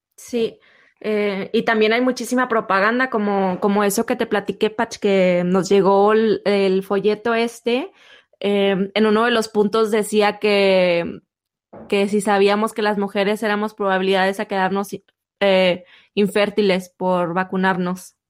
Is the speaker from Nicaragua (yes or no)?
no; Mexico